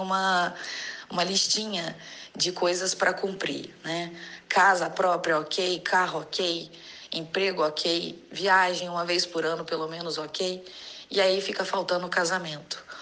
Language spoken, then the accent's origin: Portuguese; Rio de Janeiro, Brazil; eu tenho 30 anos, sou do Rio de Janeiro.